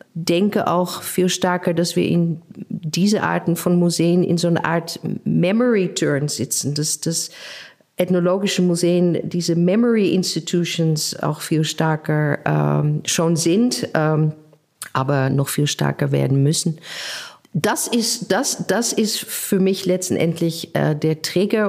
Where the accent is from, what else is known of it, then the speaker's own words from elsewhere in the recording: Netherlands; accent: Dutch; German is a second language; also born or lived in Berlin; now in Leipzig, Germany; ich bin selber äh, ja Niederländerin, hört man ja an meinem Akzent